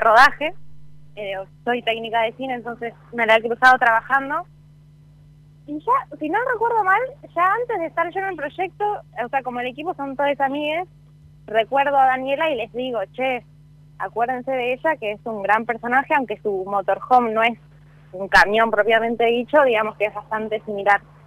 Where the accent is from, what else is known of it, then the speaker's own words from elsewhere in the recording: Salta, Argentina; yo, que soy de Salta